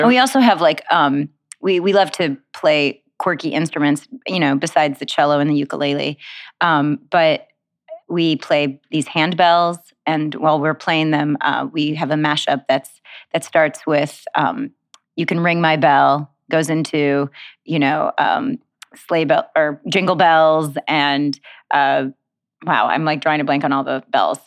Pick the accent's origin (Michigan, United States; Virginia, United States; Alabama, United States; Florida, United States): Michigan, United States; Detroit; I grew up in Detroit, Michigan